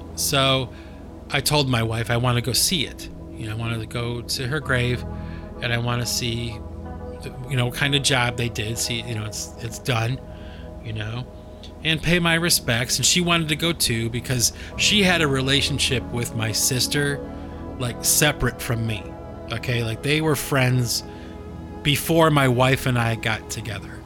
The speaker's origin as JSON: {"language": "English", "town": "Cleveland", "region": "Ohio", "country": "United States", "tie": "born or raised there", "moved": "yes", "said": "my hometown"}